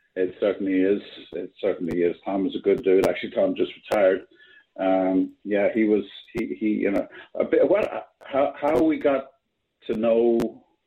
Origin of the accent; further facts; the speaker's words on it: Ireland; now in New York, United States; I'm, I'm Irish